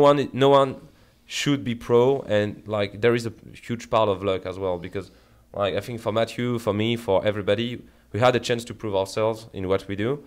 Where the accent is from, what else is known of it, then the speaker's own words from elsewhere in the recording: Paris, Île-de-France, France; English is a second language; moved away; I come from France